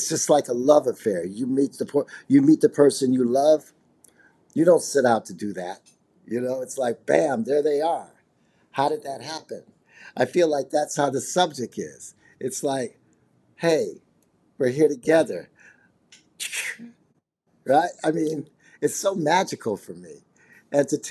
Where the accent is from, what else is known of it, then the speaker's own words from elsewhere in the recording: Chicago, Illinois, United States; I'm from Chicago, Illinois, and I'm a multimedia artist